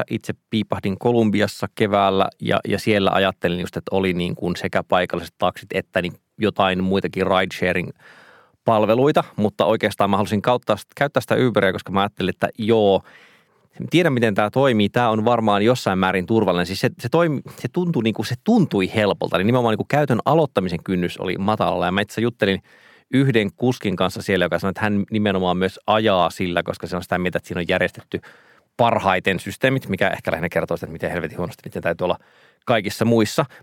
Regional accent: Joensuu, North Karelia, Finland; now in Helsinki, Finland; kun mä oon käynyt Joensuussa, josta mä oon siis kotoisin ja siellä sitten asun vanhempieni luona, joka ei ole ruutukaava-alueella

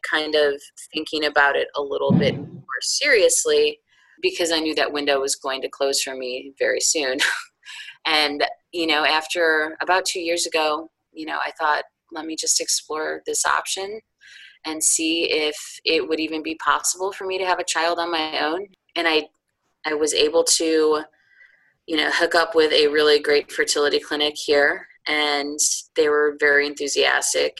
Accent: outside of Chicago, Illinois, United States; moved away as an adult; also born or lived in upstate New York; now in North Carolina, United States; spent my formative years outside of Chicago

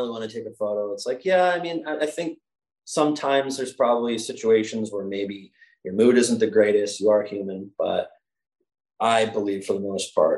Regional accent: Northeast, United States; moved away; growing up in the Northeast

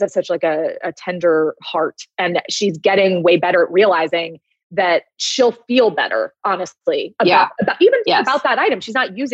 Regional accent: Los Angeles, California, United States; I'm from Los Angeles

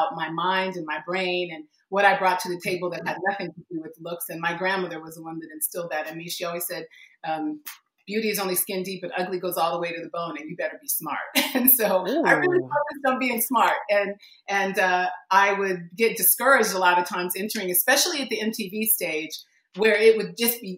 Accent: United States; I was born here. I am an American

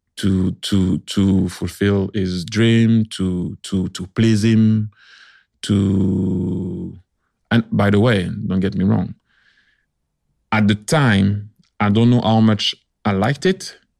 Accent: France; I was born in France

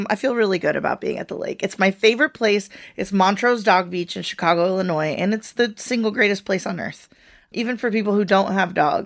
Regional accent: Venezuela; moved away; I'm from Venezuela originally, and we had literally a mango tree in the front yard

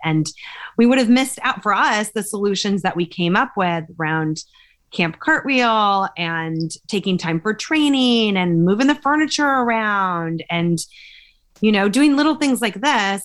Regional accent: California, United States; I grew up in California

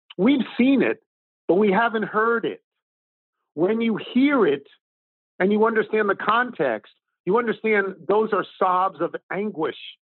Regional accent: Long Island, New York, United States; moved away; I grew up on Long Island

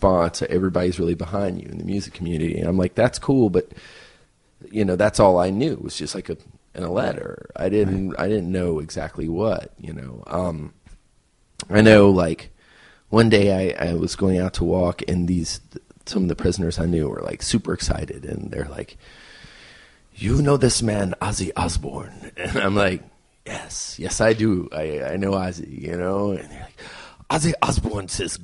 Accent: United States; Okay, I'm American

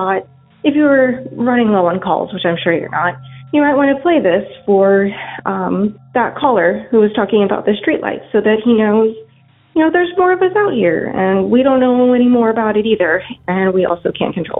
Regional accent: Kansas, United States; I am from Kansas

